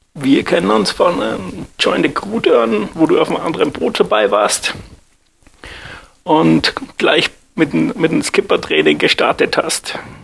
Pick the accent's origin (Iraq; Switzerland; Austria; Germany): Austria; Graz, Styria; aus Graz